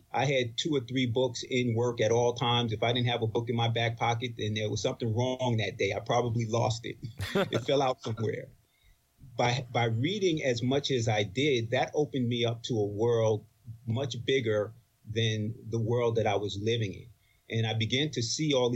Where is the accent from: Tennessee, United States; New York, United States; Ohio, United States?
New York, United States; Roosevelt; also born or lived in Bronx, New York; I grew up in New York, Long Island, and my family history is from the Bronx primarily. My dad moved us to Long Island in 63, and that's where I grew up.